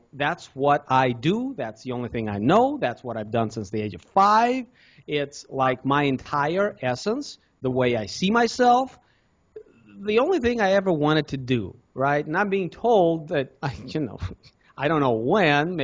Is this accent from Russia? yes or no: yes; Russia; also born or lived in Cincinnati, United States; now in United States; I was born in Russia.